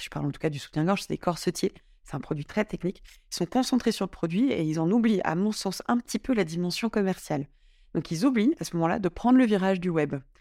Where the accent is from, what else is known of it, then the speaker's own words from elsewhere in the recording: Drôme, Auvergne-Rhône-Alpes, France; moved away as an adult; also born or lived in Paris; now in Lyon, France; j'ai, passé 10 ans à Paris, mais j'ai grandi dans la Drôme.